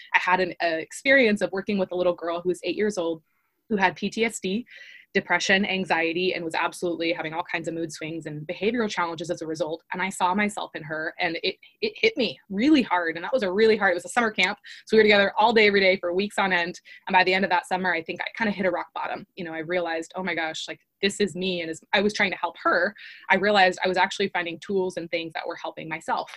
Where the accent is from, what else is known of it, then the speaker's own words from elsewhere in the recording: Long Beach, California, United States; I was raised in Long Beach, California